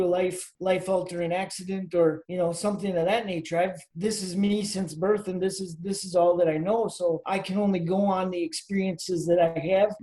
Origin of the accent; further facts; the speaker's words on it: Green Bay, Wisconsin, United States; I was born and raised here in Green Bay